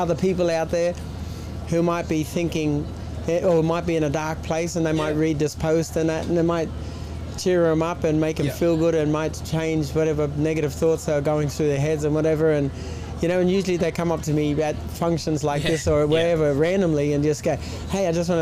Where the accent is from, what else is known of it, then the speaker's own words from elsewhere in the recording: Townsville, Queensland, Australia; I'm from Townsville